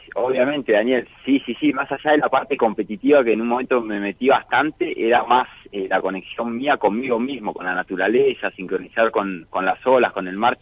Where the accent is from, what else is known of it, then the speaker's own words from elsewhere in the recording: Miramar, Buenos Aires Province, Argentina; also born or lived in Rosario del Tala, Entre Ríos; Nací en Rosario del Tala, me adoptaron cuando tenía dos años y medio, y ahí me fui a vivir a Miramar con mis padres adoptivos.